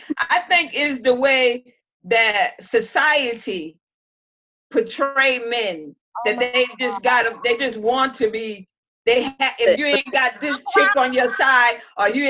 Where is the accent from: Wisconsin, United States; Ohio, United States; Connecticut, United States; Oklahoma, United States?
Connecticut, United States; New Haven; moved away; I am from, I was raised in New Haven, Connecticut